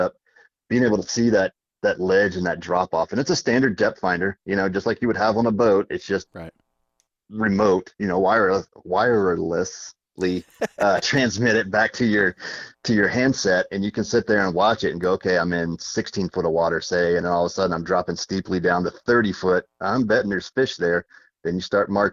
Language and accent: English; Virginia, United States; moved away; From my days growing up in Virginia, we did a lot of flounder fishing up there